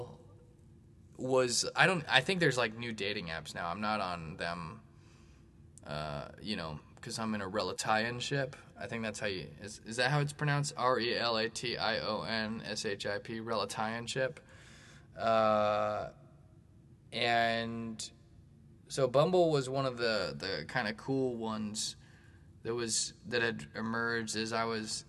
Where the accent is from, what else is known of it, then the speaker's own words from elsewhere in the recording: Bay Area, California, United States; now in St. Louis, United States; I grew up actually in the Bay Area